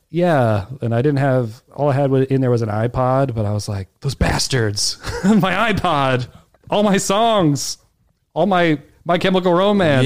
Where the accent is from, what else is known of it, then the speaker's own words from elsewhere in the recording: Alexandria, Virginia, United States; moved away as an adult; also born or lived in Kew Gardens, New York; now in New York, United States; So where I grew up, I grew up in Alexandria, Virginia.